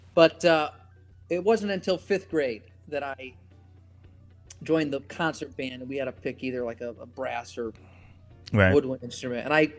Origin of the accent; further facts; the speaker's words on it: Connecticut, United States; It was fairly average for the most part, except I had so much music at my disposal because my father was, you know, probably my biggest musical influence.